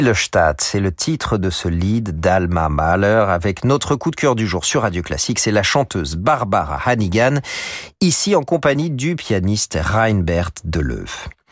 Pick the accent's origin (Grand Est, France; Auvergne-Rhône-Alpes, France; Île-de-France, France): Auvergne-Rhône-Alpes, France; Chambéry; ma ville natale à Chambéry